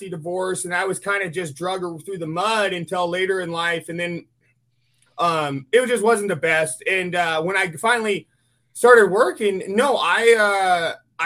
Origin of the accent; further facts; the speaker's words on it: California, United States; I grew up in the town that you have to drive through to get to the Rubicon. There's a big sign in the town that says Gateway to the Rubicon.